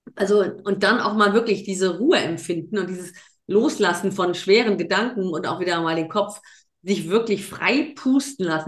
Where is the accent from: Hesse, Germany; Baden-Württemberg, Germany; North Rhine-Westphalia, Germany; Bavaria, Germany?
North Rhine-Westphalia, Germany; now in Mecklenburg-Vorpommern, Germany; Ich komme aus dem, aus dem Rheinland, so auf Köln